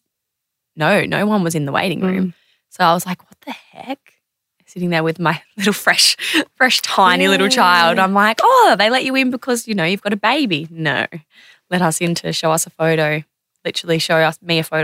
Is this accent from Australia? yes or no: yes; Adelaide, South Australia, Australia; moved away; also born or lived in Sydney; I'm from Adelaide